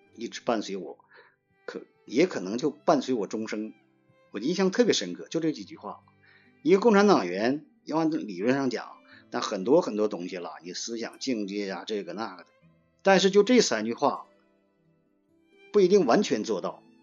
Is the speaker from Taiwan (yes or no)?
no; Mingshui, Heilongjiang, China; moved away as an adult; now in Meilisi, China; 就在明水老家那块儿